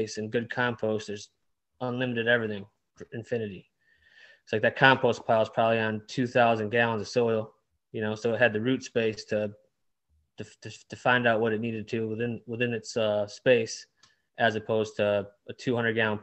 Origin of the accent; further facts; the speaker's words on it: Downriver, Detroit area, Michigan, United States; also born or lived in Dearborn, Michigan; Grew up downriver. It's like 10 minutes south of Detroit.